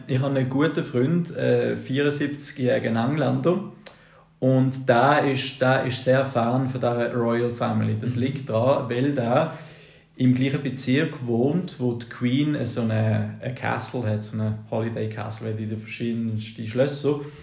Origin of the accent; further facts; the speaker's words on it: Switzerland; als Schweizer